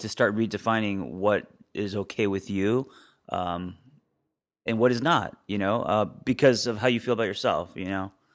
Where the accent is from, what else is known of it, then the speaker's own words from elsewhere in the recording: Los Angeles, California, United States; I grew up in Los Angeles